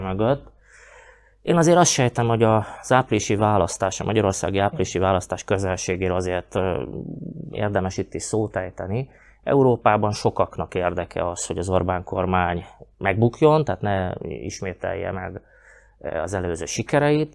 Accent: Slovakia; mi itt magyarok vagyunk

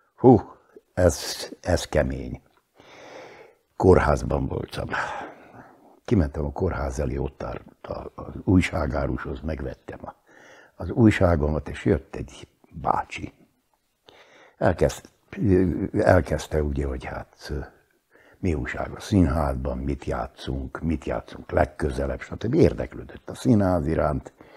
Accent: Upper Hungary, Slovakia; also born or lived in Bratislava; ha egyszer ide pottyantott, akkor itt a helyem

